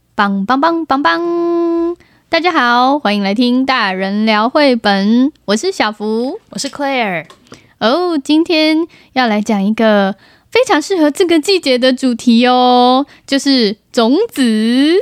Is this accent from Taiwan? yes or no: yes; Tainan, Taiwan; also born or lived in Taipei; 我们其实小时候是住在台北，然后搬到台南之后